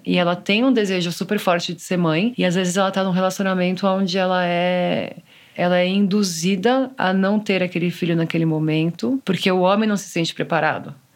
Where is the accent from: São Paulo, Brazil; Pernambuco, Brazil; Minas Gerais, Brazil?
São Paulo, Brazil; Eu sou de São Paulo